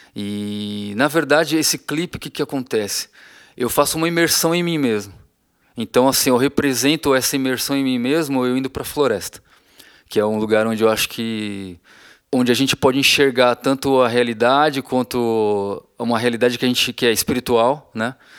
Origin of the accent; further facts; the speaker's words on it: Feira de Santana, Bahia, Brazil; desde que eu era criança que eu sou de Feira de Santana, na Bahia